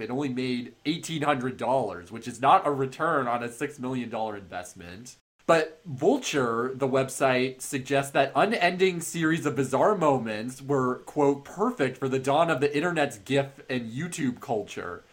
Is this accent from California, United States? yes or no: yes; Marin County, Bay Area, California, United States; I'm from Marin County, but I have family in the East Bay